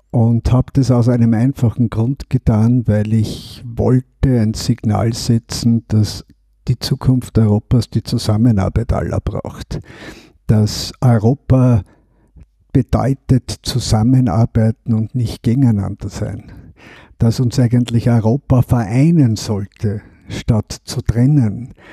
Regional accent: Eastern Austria, Austria; Und gerade als Österreicher, als Ostösterreicher, habe ich erlebt, dass wir ja wie in einem Sandwich zwischen Ost und West gelegen sind.

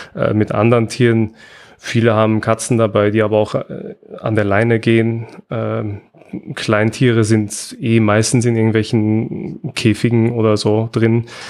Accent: Austria; bei uns in Österreich

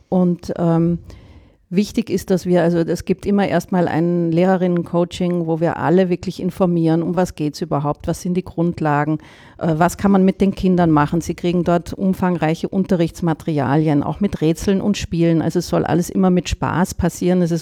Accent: Germany; moved away as an adult; now in Vienna, Austria; Ich bin eine Deutsche. Ich sage es gleich voraus, äh, muss alle vorwarnen. Bin aber schon seit zwölf Jahren in Wien durch die Liebe, durch meinen Mann nach Wien gekommen, der Österreicher ist.

